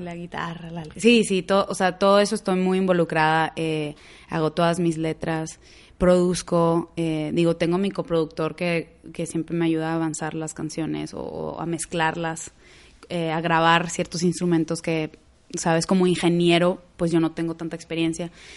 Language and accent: Spanish; Monterrey, Nuevo León, Mexico; accent: regiomontano; moved away as an adult; also born or lived in Houston / Boston; now in Los Angeles, United States; soy de Monterrey también. Eh, ahorita vivo en Los Ángeles